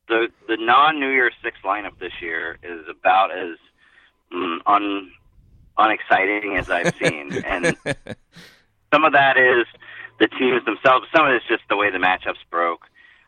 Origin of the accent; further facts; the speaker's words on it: Big Ten country, Midwest, United States; I grew up in Big Ten country.